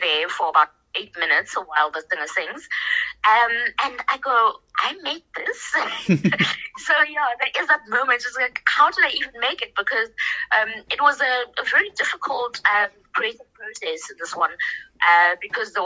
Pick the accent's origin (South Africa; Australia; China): South Africa; We're all South African